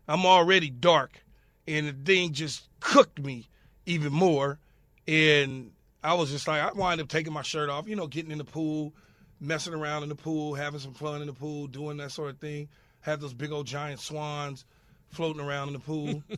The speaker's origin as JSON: {"language": "English", "town": "Los Angeles", "region": "California", "country": "United States", "tie": "born or raised there", "said": "growing up in South Los Angeles"}